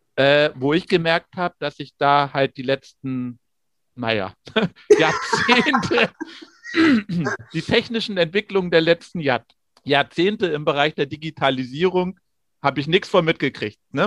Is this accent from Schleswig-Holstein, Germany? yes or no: yes; Rellingen, Schleswig-Holstein, Germany; aus Relling im Kreis Pinneberg bei Hamburg